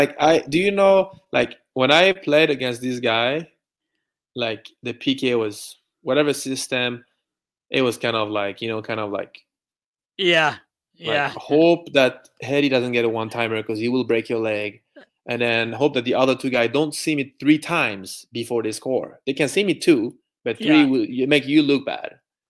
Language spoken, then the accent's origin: English; France; English is a second language; And I don't care. Like, I'm from France.